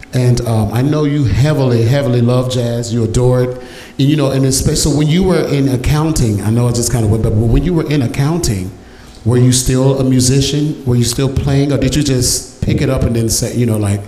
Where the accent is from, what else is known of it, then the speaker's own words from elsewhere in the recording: Dallas, Texas, United States; growing up in Oak Cliff